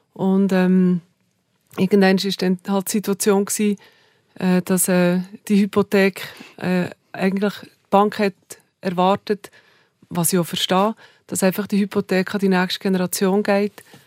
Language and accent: German; Saanenmöser, Bern, Switzerland; accent: Bernese German, mixed with Aargau; Also ich bin in Saanemöser aufgewachsen.